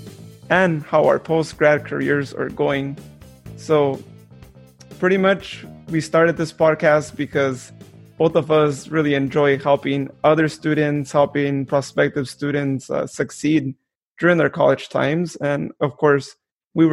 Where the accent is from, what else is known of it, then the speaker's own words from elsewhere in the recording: Modesto, California, United States; born and raised in Modesto